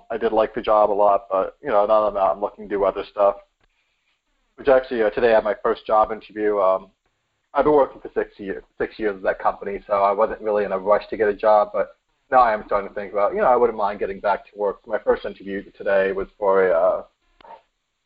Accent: New York City, New York, United States; now in Connecticut, United States; I am from New York City originally, Bronx, New York

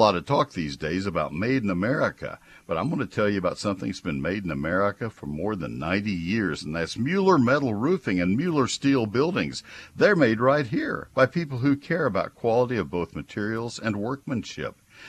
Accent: San Antonio, Texas, United States; I was born in San Antonio

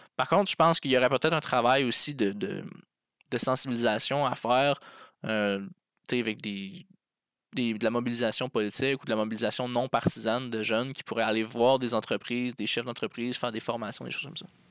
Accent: Abitibi, Quebec, Canada; moved away; Je viens de l'Abitibi, dans le fin fond euh, du Québec.

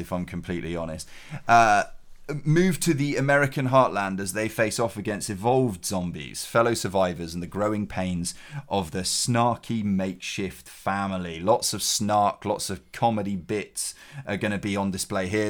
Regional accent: Cheltenham, South West England, United Kingdom; G C H Q is in my hometown.

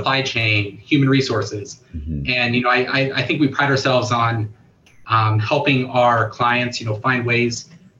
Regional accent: Klamath Falls, Oregon, United States; also born or lived in Dublin, Ireland; now in Portland, United States; I'm an Oregon product. I grew up in Klamath Falls.

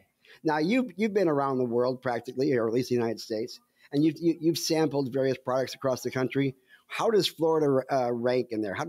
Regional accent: Canada; I said, oh, yeah, I'm Canadian. It's a maple leaf.

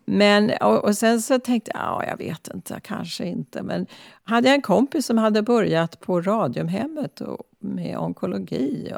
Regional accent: Stockholm, Stockholm County, Sweden; born or raised there; also born or lived in Klara, Stockholm; now in San Francisco, United States

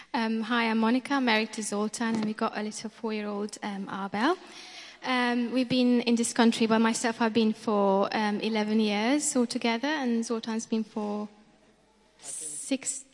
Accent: Transylvania, Romania; moved away as an adult; now in England; in Romania, where we're from, actually. And yeah, we're from Romania

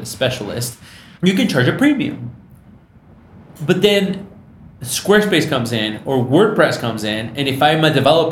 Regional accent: Michigan, United States; I grew up in Michigan.

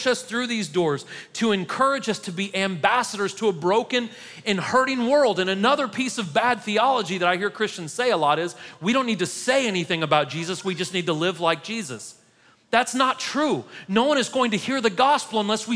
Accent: United States; as an American

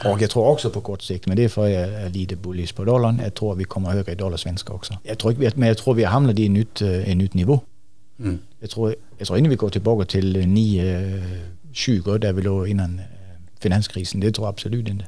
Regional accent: Sweden; vi blir fattigare och fattigare som svenskar

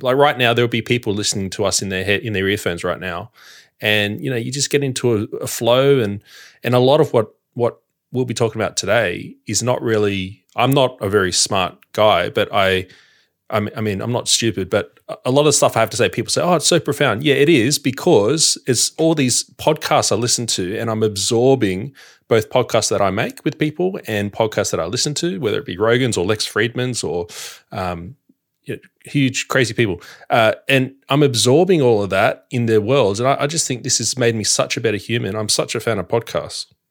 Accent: Sydney, New South Wales, Australia; now in Victoria, Australia; I'm an outsider in Victoria. You know, I've, I, I'm from Sydney

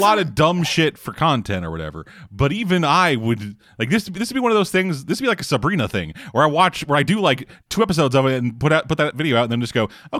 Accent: Canada; as we are both Canadian.

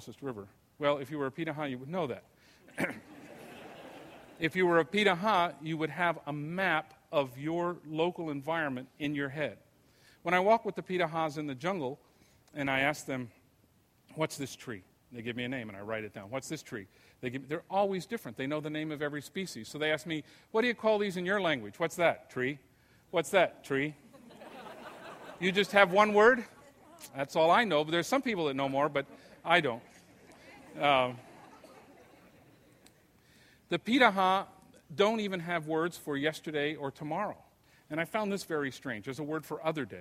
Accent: Imperial Valley, California, United States; I was growing up in Imperial Valley, California.

